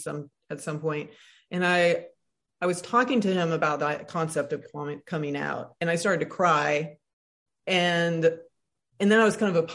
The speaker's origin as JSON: {"language": "English", "town": "Tuscaloosa", "region": "Alabama", "country": "United States", "tie": "born or raised there", "said": "I grew up in Alabama, so everything that I am is in reaction to the racism, misogyny, homophobia I saw in Tuscaloosa, Alabama"}